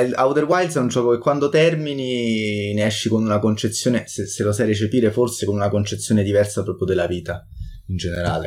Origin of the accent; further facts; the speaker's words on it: Italy; siamo italiani